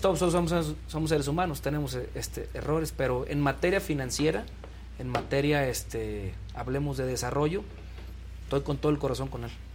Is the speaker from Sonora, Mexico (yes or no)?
no; Tanquián de Escobedo, San Luis Potosí, Mexico; moved away as an adult; now in Tabasco, Mexico; yo soy originario de, San Luis Potosí, de un pueblito que se llama Tanquián de Escobedo